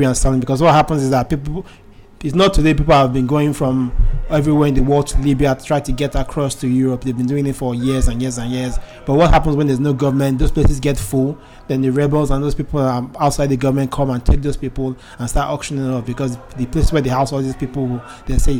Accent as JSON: {"language": "English", "country": "Nigeria", "said": "as an Nigerian"}